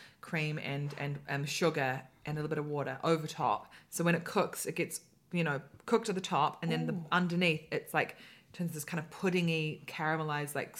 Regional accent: New Zealand; I'm from New Zealand.

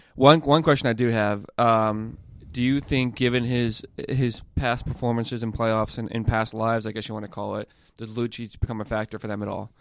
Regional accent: Boston, Massachusetts, United States; I'm coming from Boston

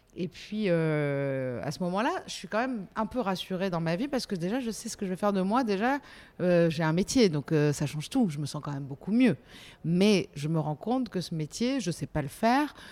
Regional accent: Nice, Provence-Alpes-Côte d'Azur, France; moved away as an adult; also born or lived in Paris; j'ai quitté Nice et je suis montée à Paris. Je dis montée parce qu'on est, on est niçois ou on l'est pas

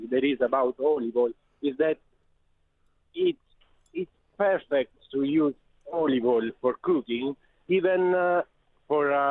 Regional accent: Apulia, Italy; English is a second language; I come from Puglia. It's East.

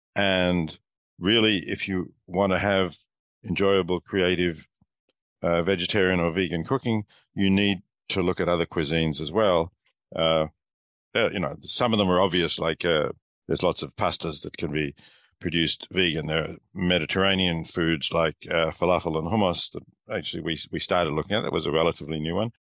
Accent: Australia; moved away as an adult; also born or lived in Melbourne; now in Princeton, United States; I teach at Princeton University, but I am Australian

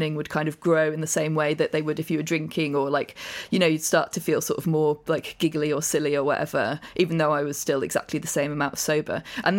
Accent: Amersham, South East England, United Kingdom; which is like halfway between where I grew up in Amersham.

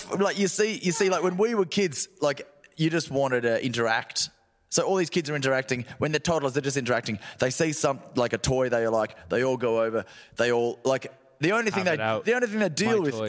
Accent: Australia; moved away

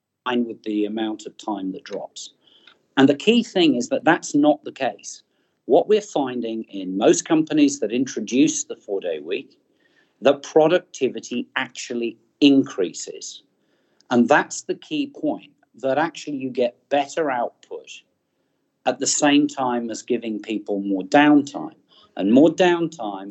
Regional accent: New Zealand; my home country, New Zealand

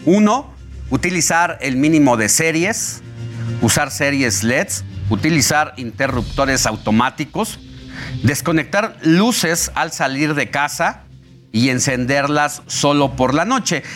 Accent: Mexico; lo que nos depara a los mexicanos

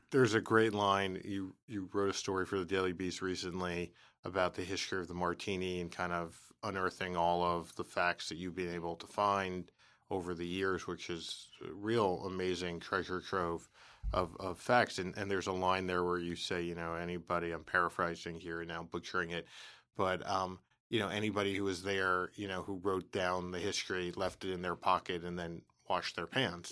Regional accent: New York City, New York, United States; I was from the Bronx

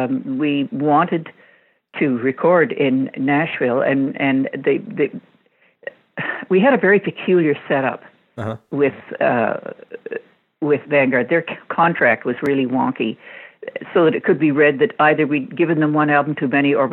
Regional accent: Canada; One of the great advantages of being Canadian is that you actually got television experience.

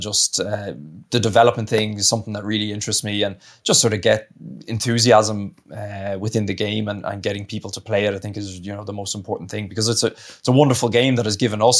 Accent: Ireland; moved away as an adult; also born or lived in Italy; I grew up in Ireland, represented under 20s and all that sort of stuff, so that was obviously my home union

